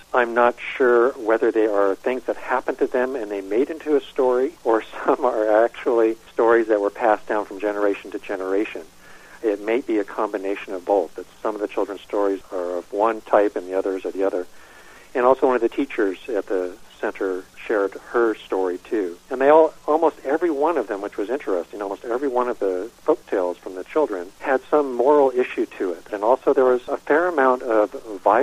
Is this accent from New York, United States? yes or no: no; Northern California, United States; I grew up in Northern California, small lumber community at the time